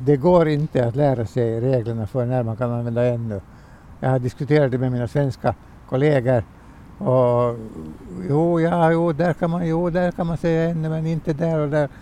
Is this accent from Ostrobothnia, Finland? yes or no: no; Helsinki, Uusimaa, Finland; now in Pargas, Finland; Jag är, jag är hemma från bortre Töle. Det är liksom min ursprungliga ort. Sen har jag bott på olika håll, både i Helsingfors och numera i Pargas